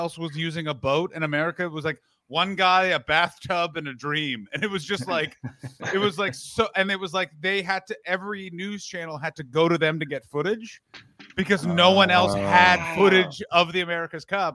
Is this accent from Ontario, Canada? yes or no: yes; Ottawa, Ontario, Canada; moved away as an adult; now in United States; So I grew up in Ottawa. Oh my God. Grew up in Ottawa